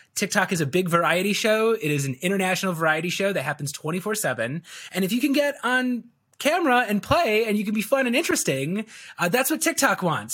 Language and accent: English; Chicago, Illinois, United States; I was born and raised in Chicago, so I am, I'm a Chicagoan through and through